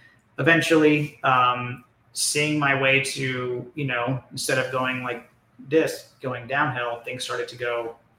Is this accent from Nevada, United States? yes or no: no; Orange County, California, United States; I'm from Orange County